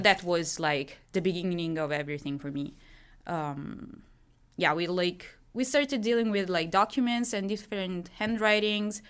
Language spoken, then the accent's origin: English; Milan, Lombardy, Italy; English is a second language; moved away as an adult; also born or lived in France; I'm from Milan